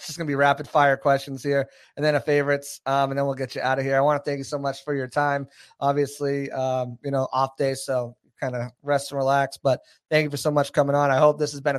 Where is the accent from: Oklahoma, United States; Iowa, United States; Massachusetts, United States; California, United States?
Massachusetts, United States; Boston; moved away as an adult; I'm from Boston